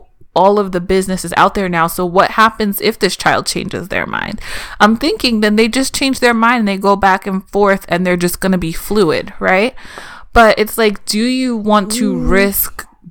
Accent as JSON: {"language": "English", "region": "East Coast", "country": "United States", "tie": "born or raised there", "said": "I grew up in on the East Coast in the mid 90s."}